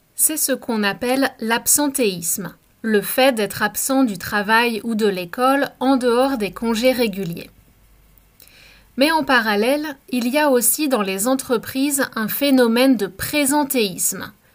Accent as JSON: {"language": "French", "country": "France", "also_born_or_lived": "Canada", "moved": "yes", "said": "je suis Française et que j'ai travaillé en France et à l'étranger"}